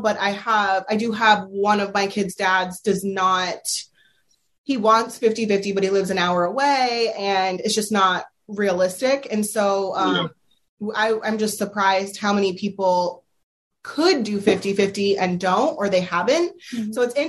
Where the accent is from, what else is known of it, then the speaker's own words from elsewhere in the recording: Pennsylvania, United States; now in Delaware, United States; Yeah, I had never heard of 50-50 custody until I moved to Delaware. Yep. I came from Pennsylvania.